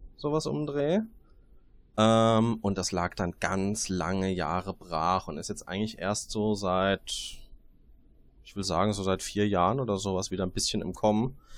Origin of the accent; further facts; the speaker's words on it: Darmstadt, Hesse, Germany; Das eine ist, wo ich herkomme. Das ist das etwas weniger schöne Darmstadt bei Frankfurt.